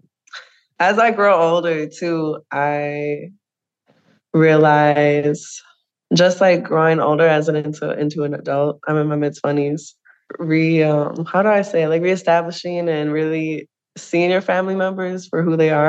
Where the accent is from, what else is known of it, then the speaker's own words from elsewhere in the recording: St. Michael, Minnesota, United States; now in Minneapolis, United States; I grew up in St. Michael, Minnesota